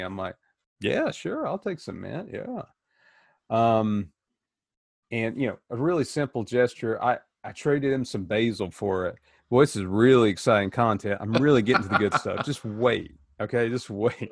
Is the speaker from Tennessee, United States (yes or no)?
yes; Tennessee, United States; moved away as an adult; now in Worthington, United States; growing up in Tennessee